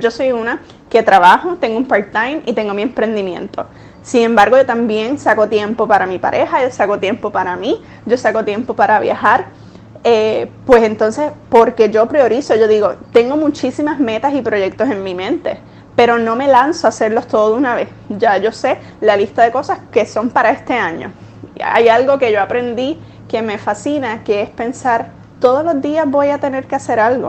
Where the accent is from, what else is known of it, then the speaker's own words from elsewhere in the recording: Puerto Rico; moved away as an adult; now in New York, United States; Puerto Rico, donde yo nací, me crié, estudié, 28 eh, años de mi vida estuve viviendo en Puerto Rico